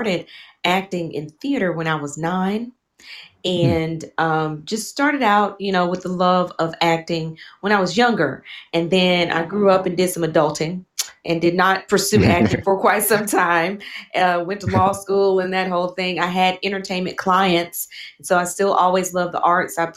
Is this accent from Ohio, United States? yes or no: no; Chattanooga, Tennessee, United States; moved away as an adult; also born or lived in London, United Kingdom / Indianapolis, United States / Taiwan; I'm originally from the States, the United States, from Tennessee, Chattanooga.